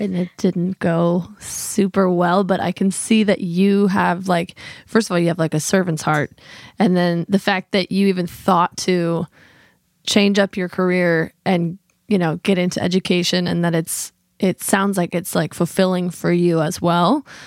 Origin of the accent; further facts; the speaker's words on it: Midwest, United States; now in Fredericksburg, United States; in the Midwest where John and I are both from.